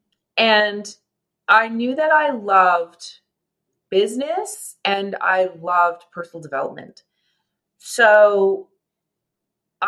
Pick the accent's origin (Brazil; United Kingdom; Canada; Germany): Canada; I'm a Canadian, a proud Canadian